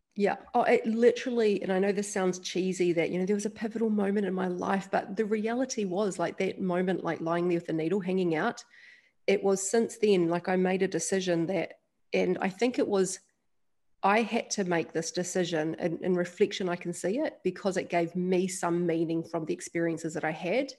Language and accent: English; New Zealand; also born or lived in Australia; now in Bali, Indonesia; I'm a Kiwi and I live in Bali. Yeah, New Zealander.